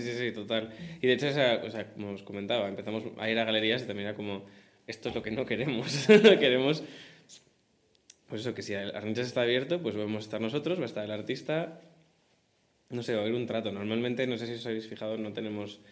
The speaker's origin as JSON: {"language": "Spanish", "town": "Madrid", "region": "Community of Madrid", "country": "Spain", "said": "yo vivo con mis padres, pero tengo la suerte que soy de Madrid"}